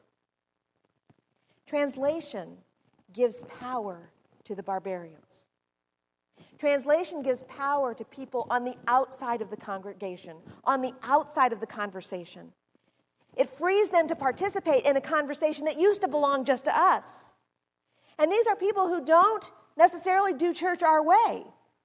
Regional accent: near Columbus, Ohio, United States; moved away; also born or lived in New Jersey; Columbus, Ohio, which is near where I grew up

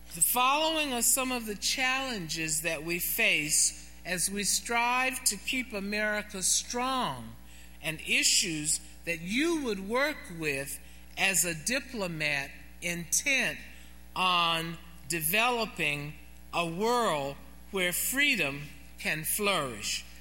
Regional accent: Atlanta, Georgia, United States; my hometown in Atlanta

